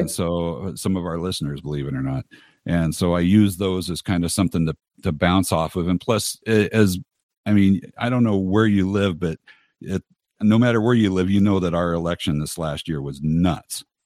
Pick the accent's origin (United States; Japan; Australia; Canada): United States; Los Angeles, California; I grew up in Los Angeles.